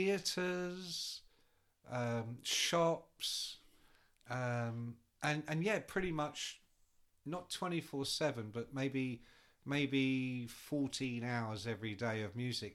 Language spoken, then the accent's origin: English; England, United Kingdom; I'm English.